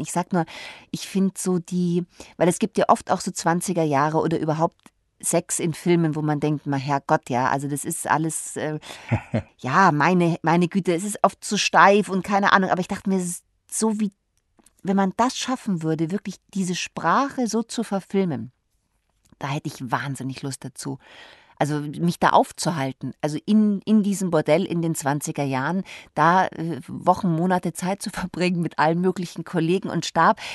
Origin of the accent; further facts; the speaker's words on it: Munich, Bavaria, Germany; moved away as an adult; now in Berlin, Germany; ich bin ja Münchnerin